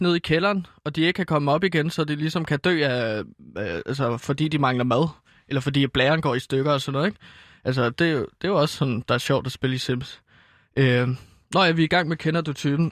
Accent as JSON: {"language": "Danish", "town": "Herlev", "region": "Capital Region of Denmark", "country": "Denmark", "said": "ude i Herlev, øh, hvor jeg er fra"}